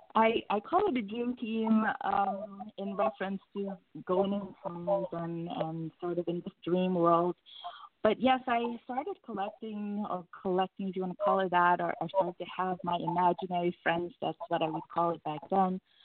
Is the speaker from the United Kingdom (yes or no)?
no; Suriname; I was born and raised in Suriname, which is a country right above Brazil